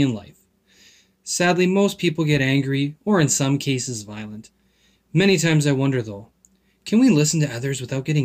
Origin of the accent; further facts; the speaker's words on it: Calgary, Alberta, Canada; when I was growing up in Calgary